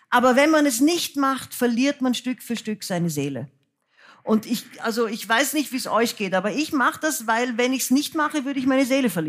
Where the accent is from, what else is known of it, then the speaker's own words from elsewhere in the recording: Austria; now in Germany; dann bin ich aus Österreich weg, weil ich fand, es war antisemitisch. Und dann habe ich von Deutschland aus auf Österreich gesehen und habe gesehen, das ist alles noch viel, viel schlimmer, als ich es eigentlich gemerkt habe, weil ich in dieser Suppe aufgewachsen bin.